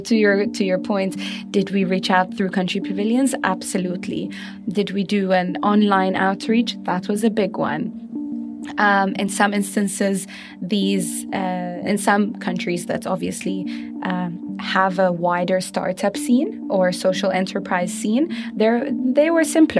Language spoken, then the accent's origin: English; Bahrain; I'm from Bahrain, and I'm part of the Expo Live team